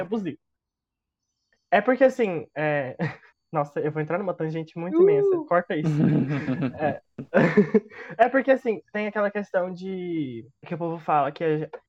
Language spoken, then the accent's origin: Portuguese; Goiás, Brazil; eu sou muito goiano